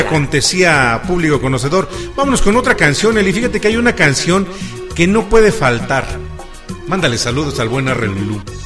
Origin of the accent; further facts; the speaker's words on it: Mexico; así somos los mexicanos